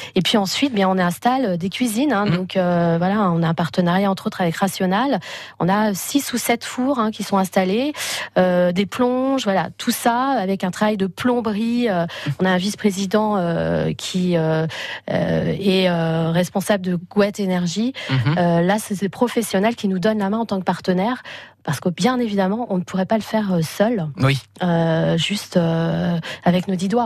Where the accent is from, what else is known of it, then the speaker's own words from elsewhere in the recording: Paris, Île-de-France, France; now in Quintin, France; je viens de Paris, je suis euh, natif de Paris